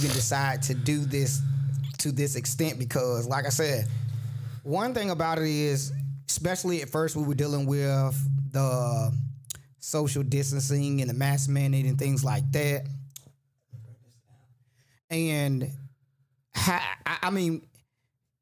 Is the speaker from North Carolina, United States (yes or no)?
yes; Garysburg, North Carolina, United States; I'm from Gearsburg